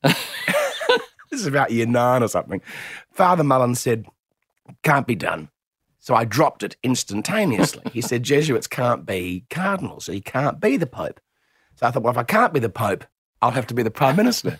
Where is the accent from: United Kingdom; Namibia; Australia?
Australia; Adelaide, South Australia; I'm from Adelaide